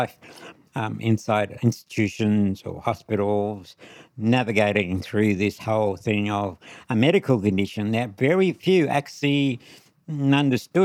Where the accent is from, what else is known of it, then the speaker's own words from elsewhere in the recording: Charleville, Queensland, Australia; also born or lived in St. George, Queensland; I was born in Charleville, Western Queensland